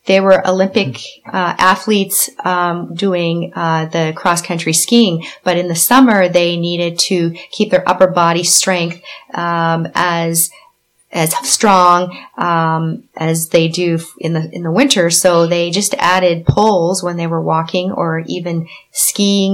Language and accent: English; Quebec, Canada; We were growing up in Quebec